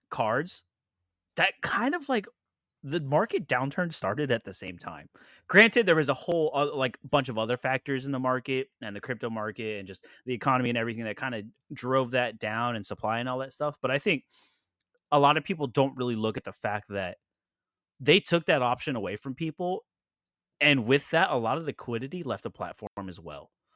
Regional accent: Florida, United States; we are from Florida

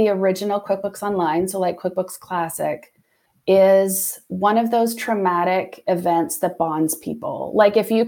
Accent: Ontario, Canada; moved away as an adult; I was from the Ontario area originally. And so I was able to bring my husband and my girls kind of back to my home area with me

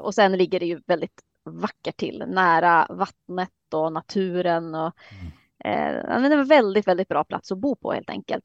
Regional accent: Luleå, Norrbotten County, Sweden; moved away as an adult; also born or lived in Södertälje; now in Härnösand, Sweden; Jag är uppväxt i Luleå

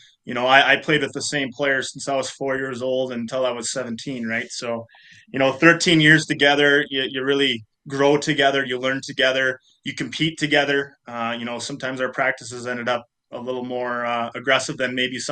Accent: Hermantown, Minnesota, United States; moved away as an adult; also born or lived in Steinbach, Manitoba / Winnipeg; I grew up in Hermantown, Minnesota, was able to play for Hermantown High School

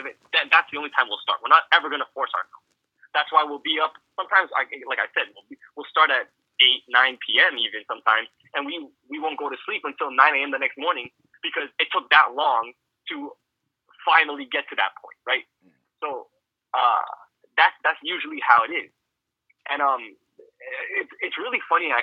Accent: Toronto, Ontario, Canada; we're from Toronto

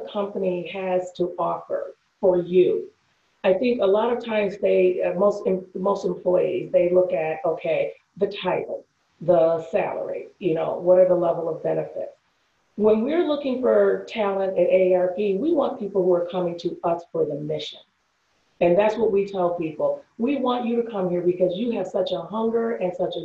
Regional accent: Detroit, Michigan, United States; I'm from Michigan

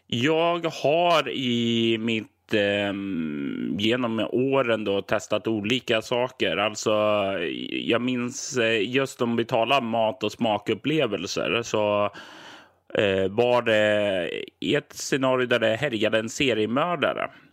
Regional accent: Sweden; jag är ju som svensk och uppväxt på ja, 80-90-talet

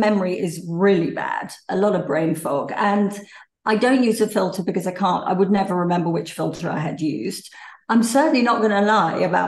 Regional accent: England, United Kingdom; moved away; also born or lived in Dubai; I'm English.

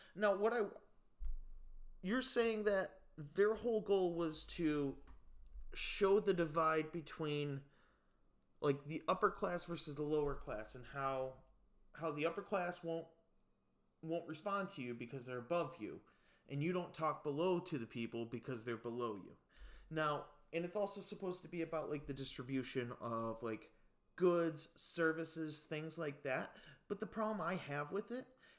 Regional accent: United States; growing up in the United States

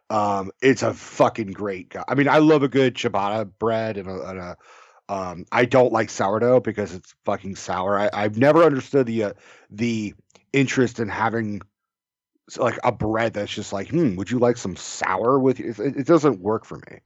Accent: California, United States; I'm from California.

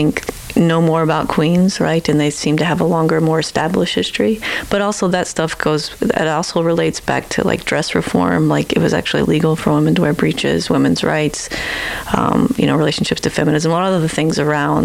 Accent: Lexington, Kentucky, United States; moved away as an adult; also born or lived in Appalachian Mountains, Kentucky; now in Edmonton, Canada; I'm originally from Kentucky. So some in Lexington, the Bluegrass, and some of the eastern part of the foothills, Appalachian Mountains

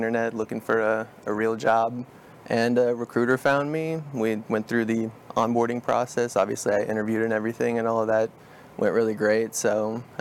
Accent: Dallas, Texas, United States; also born or lived in Celina, Texas; now in Lewisville, United States; I grew up in North Dallas and Salina area

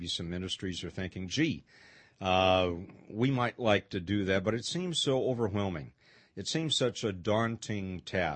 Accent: Pasadena, California, United States; moved away as an adult; also born or lived in Central Valley, California; I grew up in the Los Angeles area in Pasadena.

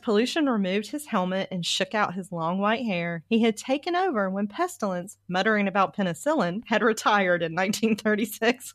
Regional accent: the South, United States; I come from the South

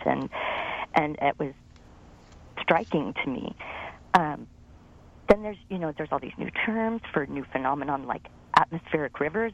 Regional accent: Napa, California, United States; now in Sacramento, United States; I was raised in Napa

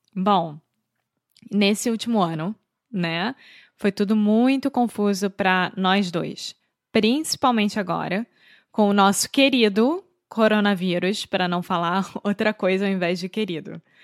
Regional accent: Rio de Janeiro, Brazil; now in Portugal; Eu sou brasileira, carioca do Rio de Janeiro

